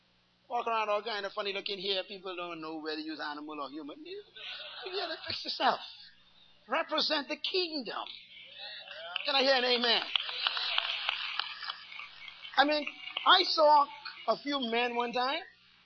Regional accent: Bairntown, New Providence, Bahamas; born there; I was born in Bairntown. And South Street, on top of the hill, is a little school I went to called Western Prep.

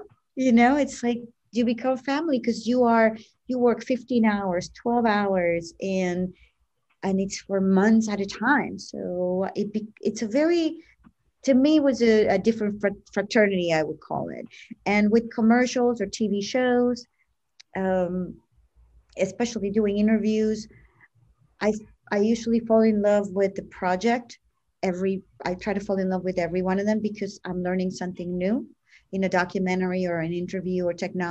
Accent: Venezuela; also born or lived in United States; now in Florida, United States; I am from Venezuela, lived in America for 30 years

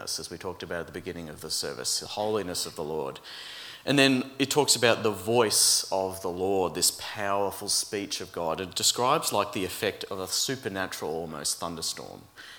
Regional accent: Brisbane, Queensland, Australia; moved away as an adult; now in Melbourne, Australia; growing up in Brisbane

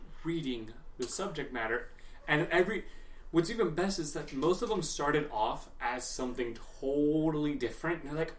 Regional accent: Illinois, United States; I grew up in the Bible Belt of Illinois

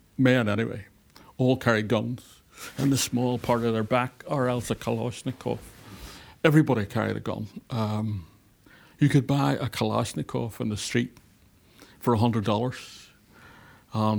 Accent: Belfast, Northern Ireland, United Kingdom; moved away as an adult; also born or lived in Beirut, Lebanon; From East Belfast, the Harvard of the Middle East

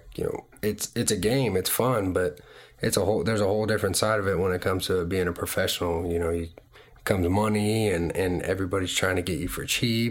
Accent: Marietta, Georgia, United States; also born or lived in Tampa, Florida; I was born in Tampa, Florida, and spent about a year there, and then moved to Marietta, Georgia, and spent, you know, my childhood there, and grew up, went to elementary, middle school, and high school all in Cobb County

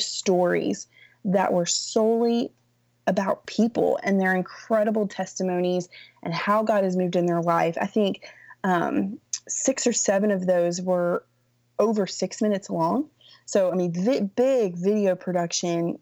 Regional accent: Raleigh, North Carolina, United States; now in Dallas, United States; I was born in Raleigh.

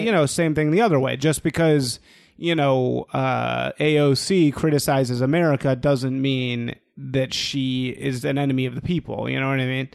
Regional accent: Chicago, Illinois, United States; born or raised there

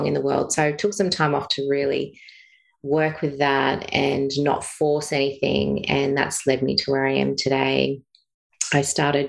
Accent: Bathurst, New South Wales, Australia; moved away as an adult; now in Sunshine Coast, Australia; I grew up in Bathurst, so country town, but lived in suburbia.

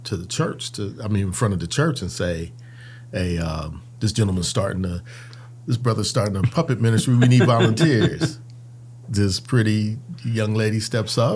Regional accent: Ann Arbor, Michigan, United States; also born or lived in Cincinnati, Ohio / Ypsilanti, Michigan; now in Ohio, United States; I was born over there, man, and then spent my first 7 years here in Ohio and did my formative years up in Ann Arbor, Ypsilanti, Michigan.

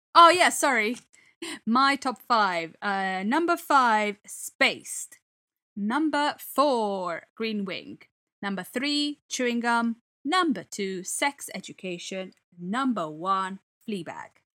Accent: Italy; now in England; the comedy I grew up with in Italy

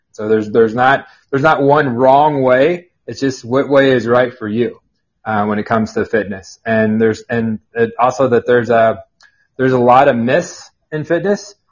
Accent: Burlington, Kansas, United States; now in Overland Park, United States; I'm from a small town about an hour and a half south of here in Burlington, Kansas.

